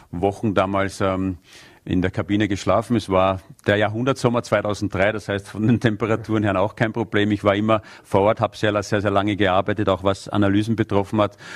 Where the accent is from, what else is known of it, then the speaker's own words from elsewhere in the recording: Vienna, Austria; born there; Und deswegen habe ich als gebürtiger Wiener sehr, sehr wenig Zeit in meiner Heimatstadt eigentlich verbracht, weil ich die meiste Zeit woanders war.